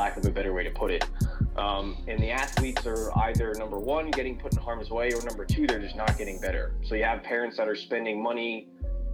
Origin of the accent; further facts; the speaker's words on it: New York, United States; moved away as an adult; also born or lived in West Virginia; I'm coming down from New York. That's where I, you know, grew up, born and raised